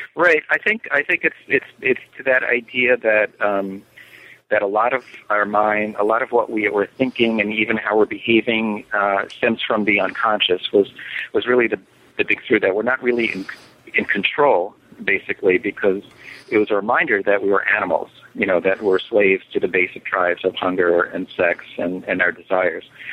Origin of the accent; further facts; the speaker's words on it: New York, United States; now in Miami, United States; I live um, in Miami most of the year, but I, I, I spend summers in New York City. Um, and I grew up in New York